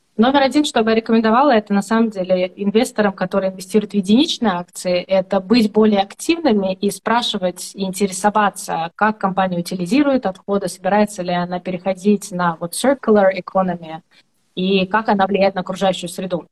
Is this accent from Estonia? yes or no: yes; Estonia; я из Эстонии